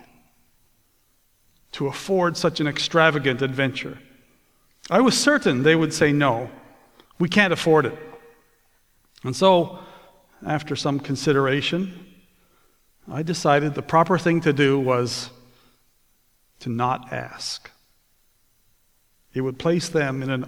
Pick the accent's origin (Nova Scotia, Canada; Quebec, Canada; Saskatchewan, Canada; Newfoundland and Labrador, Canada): Newfoundland and Labrador, Canada; also born or lived in Toronto / Port Perry, Ontario; now in Ontario, Canada; I was born and raised in the Holy Land. To you, it's Canada's 10th province